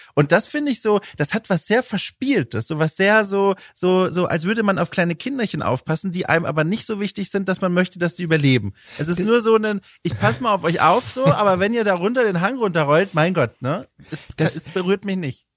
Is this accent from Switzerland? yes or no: no; Southern Germany, Germany; ich komme ja aus Süddeutschland, Oberministrant und Ministrant von den Jahren 12 bis 18